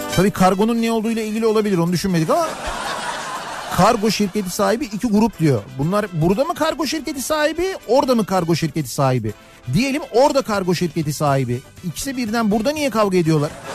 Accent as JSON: {"language": "Turkish", "area": "Fatih / Kocamustafapaşa", "region": "Istanbul", "country": "Turkey", "said": "bizim oralar da öyle. Koca Mustafa Paşa öyle, Fatih öyle"}